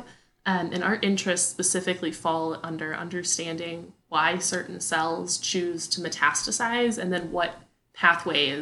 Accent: Wisconsin, United States; moved away as an adult; also born or lived in Madison, Wisconsin; now in Texas, United States; my hometown folk in the great state of Wisconsin

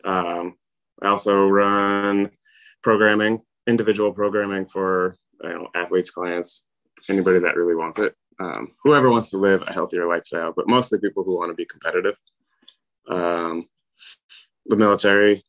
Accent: North Carolina, United States; I grew up in North Carolina, and there's a lot of red clay

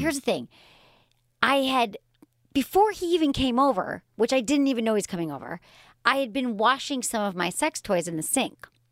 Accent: Michigan, United States; I grew up in Michigan.

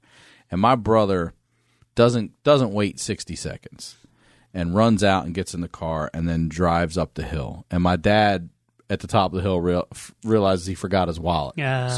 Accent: Baltimore, Maryland, United States; I'm from Maryland. Maryland? Yeah, Baltimore. But got the accent right.

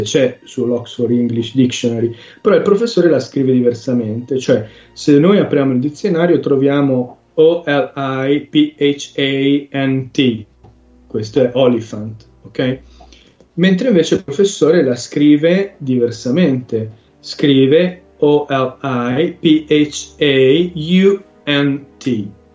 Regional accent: Sicily, Italy; sono siciliano fondamentalmente

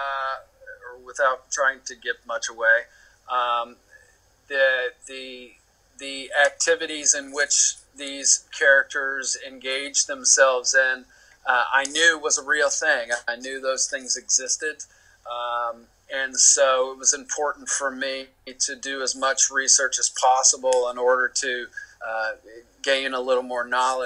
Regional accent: the South, United States; moved away; I'm from the South originally. So in terms of character and personality and style and accent, I felt like I had a pretty good handle on those things just because of where I'm from

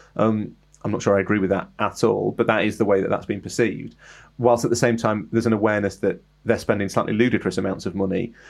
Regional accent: England, United Kingdom; I'm English

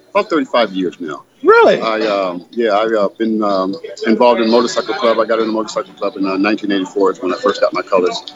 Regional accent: San Bernardino, California, United States; I'm here from San Bernardino. I was born here in San Bernardino at uh, Norton Air Force Base. Okay. And um, so i have been a native of San Bernardino for all my life.

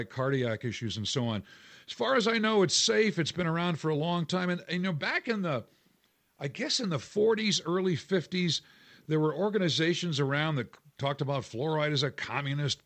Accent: New England, United States; now in Colorado, United States; I grew up in New England

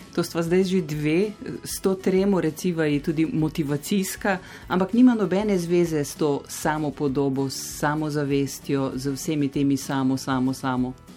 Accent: Slovenia; smo se Slovenci

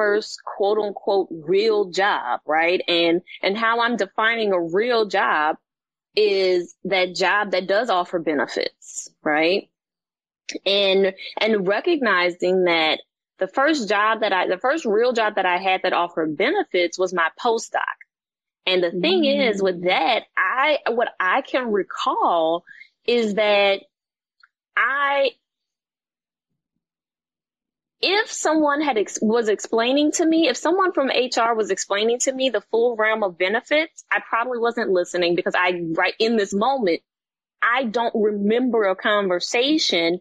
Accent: New Orleans, Louisiana, United States; growing up watching Oprah Winfrey and the Black newscasters in my hometown of New Orleans

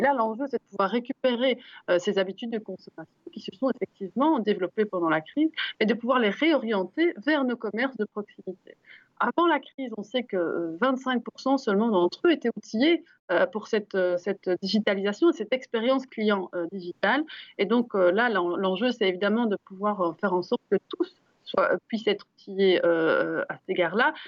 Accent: Brussels, Brussels-Capital Region, Belgium; quand on est bruxellois comme nous

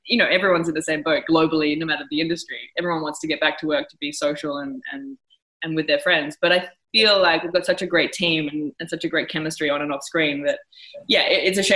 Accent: Australia; I'm from Australia.

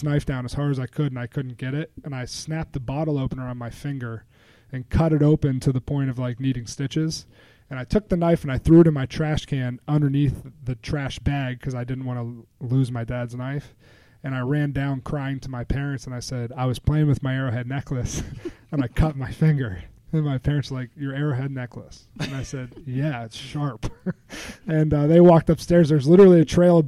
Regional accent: Altoona, Pennsylvania, United States; I used to live at 430 Maple Avenue in Altoona

